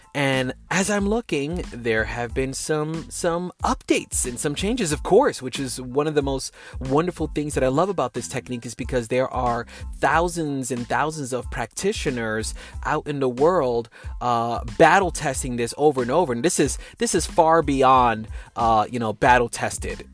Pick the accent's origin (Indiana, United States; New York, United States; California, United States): New York, United States; New York City; first language English; moved away as an adult; now in Texas, United States; I'm from New York City, and my family bloodline is from Puerto Rico, but I didn't grow up with Spanish as my first language. I'm American. I'm a New Yorker now that now lives in Texas